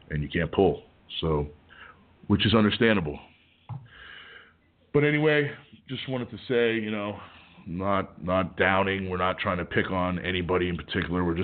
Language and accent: English; Canada; now in United States; I mean, I'm not from Canada. Well, I was from Canada, but I left there to come better myself in America.